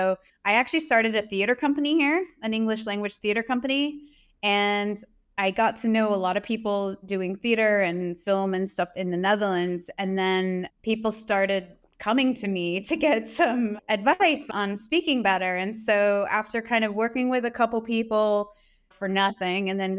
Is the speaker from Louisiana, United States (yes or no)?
no; Houston, Texas, United States; I'm actually from Houston, Texas. So we didn't have any fall.